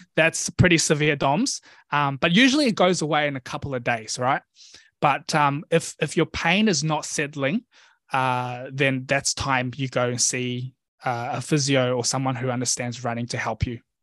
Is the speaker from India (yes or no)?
no; New Zealand; I grew up in New Zealand actually. So my family oh. immigrated to NZ when I was one years old.